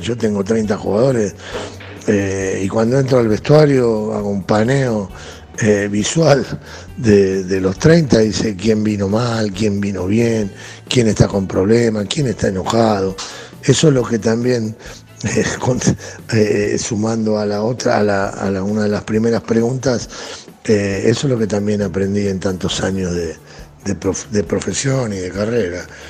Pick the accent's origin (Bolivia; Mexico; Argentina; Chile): Argentina; como argentino